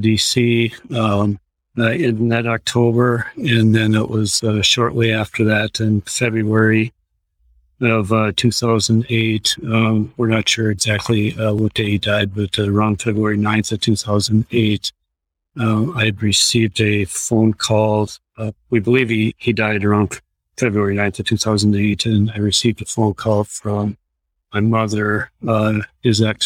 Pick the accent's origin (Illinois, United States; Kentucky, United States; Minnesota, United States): Minnesota, United States; Austin; also born or lived in Seattle, Washington; now in Washington, D.C., United States; my father in my hometown lived in Austin, Minnesota